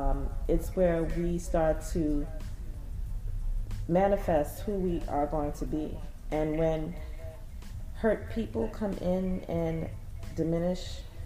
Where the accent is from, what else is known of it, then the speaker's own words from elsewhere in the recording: Jamaica; I'm Jamaican